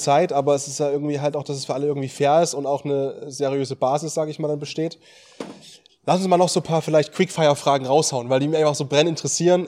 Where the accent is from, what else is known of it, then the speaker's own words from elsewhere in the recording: East Germany, Germany; bei uns in Ostdeutschland in der Region